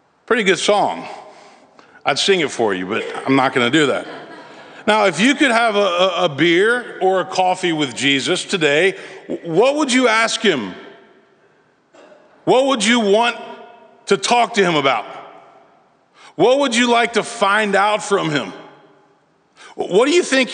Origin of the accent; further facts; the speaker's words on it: Memphis, Tennessee, United States; now in Nashville, United States; I was a boy growing up in Memphis, Tennessee.